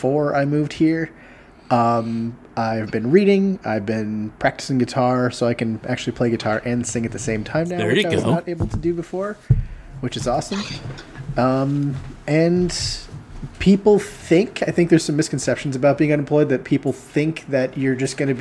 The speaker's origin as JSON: {"language": "English", "region": "Wisconsin", "country": "United States", "moved": "yes", "said": "I'm originally from Wisconsin. Moved down here"}